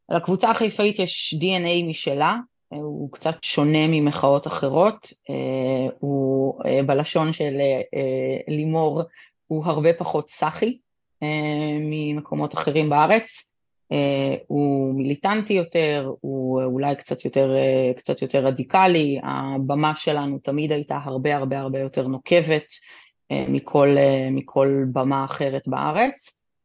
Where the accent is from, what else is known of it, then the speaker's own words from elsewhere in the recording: Haifa, Haifa District, Israel; also born or lived in Tel Aviv; אני חיפאית שמחלקת את אה, זמני בין חיפה לתל אביב כבר אה, הרבה מאוד שנים